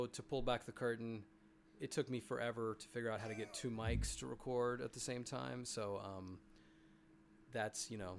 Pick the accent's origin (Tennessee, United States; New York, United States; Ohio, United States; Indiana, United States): Tennessee, United States; Memphis; growing up in Memphis before my mom got remarried and we moved to the suburbs